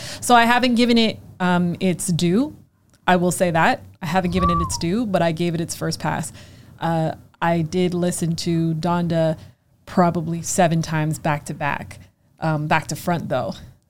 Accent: Canada; I'm Canadian.

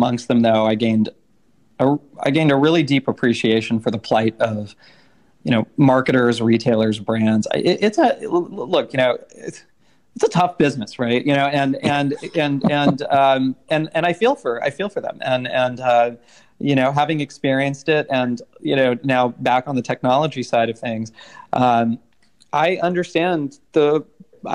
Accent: Silicon Valley, California, United States; moved away as an adult; also born or lived in India; I grew up in the Silicon Valley

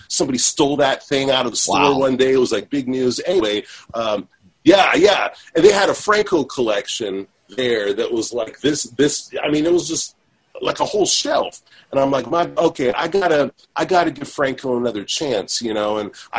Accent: Redwood City, California, United States; I grew up in Redwood City, California.

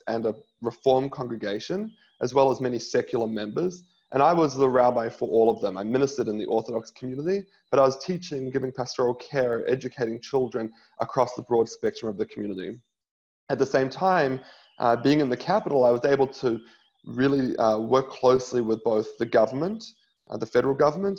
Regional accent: New Zealand; now in Australia; I grew up in New Zealand

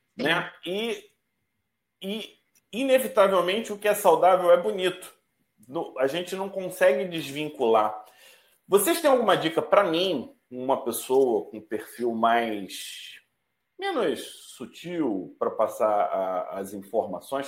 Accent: Manaus, Amazonas, Brazil; eu sou de Manaus

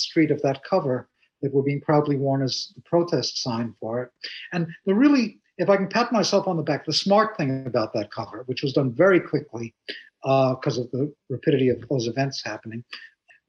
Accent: New York, United States; I'm a New Yorker

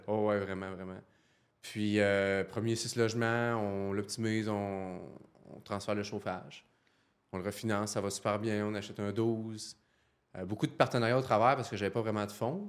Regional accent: Saint-Georges, Quebec, Canada; moved away as an adult; now in Quebec City, Canada; Je viens de la Beauce, Saint-Georges-en-Beauce.

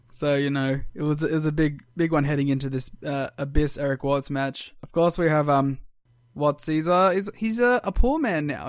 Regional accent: Australia; I'm Australian.

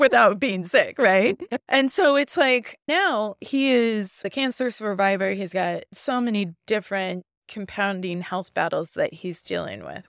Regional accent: Midwest, United States; moved away as an adult; also born or lived in Los Angeles; I grew up though in the Midwest. I grew up in the Bible Belt

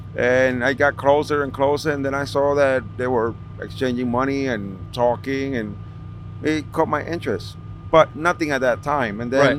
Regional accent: New York City, New York, United States; I grew up in Washington Heights.

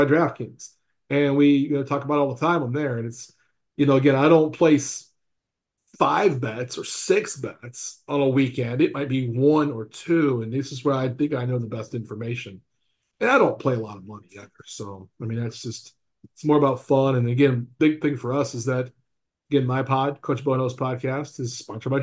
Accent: the South, United States; now in Lawrence, Kansas, United States; Growing up in the South

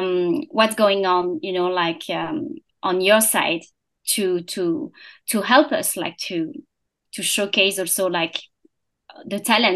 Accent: France; English is a second language; moved away as an adult; also born or lived in Singapore / Hong Kong / Bangkok; I was born and I grew up in France

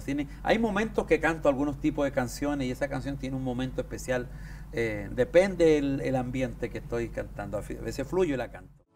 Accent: Chile; Yo soy andino de Chile

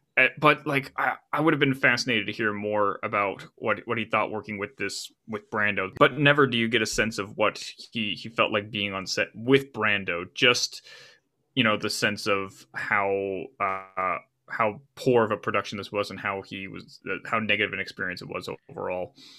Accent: United States; I'm an American by, by nature, uh, and that's not to say that I can't function in the world outside of my, my motherland

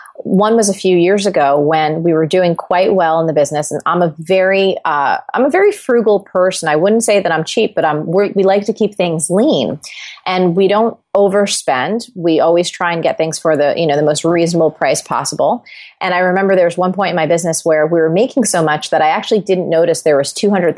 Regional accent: New Jersey, United States; I'm Italian. I love to eat. I am goofy. I'm from New Jersey.

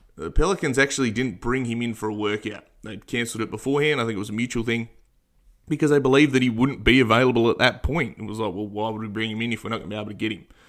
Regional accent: Australia; as an Australian

